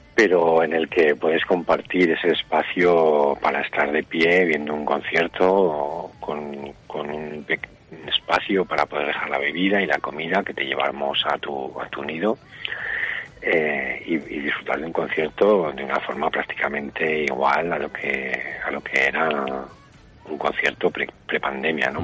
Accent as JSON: {"language": "Spanish", "region": "Aragon", "country": "Spain", "said": "el 100% de la organización somos de aquí, más del 50% de los trabajadores somos de Mozota"}